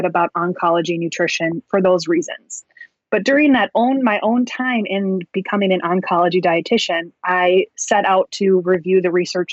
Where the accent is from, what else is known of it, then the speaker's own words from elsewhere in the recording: Wisconsin, United States; I grew up in Wisconsin, which is the dairy state, and dairy is huge here